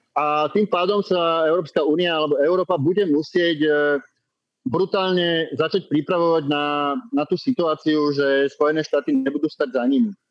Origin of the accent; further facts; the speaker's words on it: Slovakia; u nás v Československu